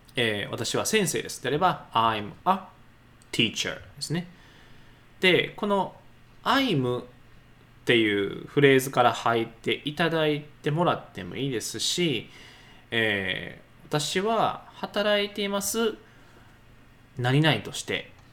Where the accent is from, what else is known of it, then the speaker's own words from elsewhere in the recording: Nara, Japan; 僕であれば奈良出身